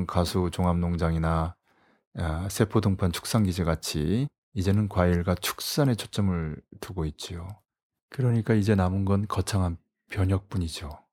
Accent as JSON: {"language": "Korean", "country": "South Korea", "said": "어느 나라 출신이냐고 물어서 코리아라고 했더니"}